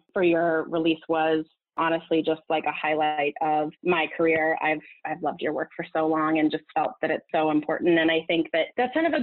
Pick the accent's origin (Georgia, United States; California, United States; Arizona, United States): California, United States; Southern; moved away as an adult; also born or lived in Los Angeles; now in New York, United States; I'm from Southern California